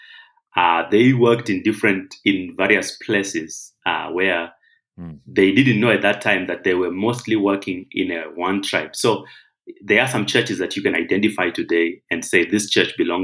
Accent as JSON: {"language": "English", "country": "Zimbabwe", "moved": "yes", "lives_now": "Kenya", "said": "I'm actually not Kenyan. I'm from Zimbabwe. So my tribe is actually Shona, the Shona people of Zimbabwe"}